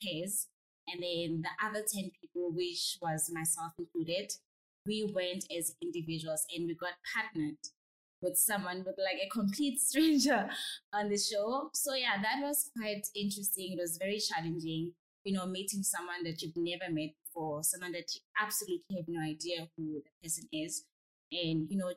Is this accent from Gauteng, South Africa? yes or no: no; Free State, South Africa; I'm originally from Free State in a very small town called Bulano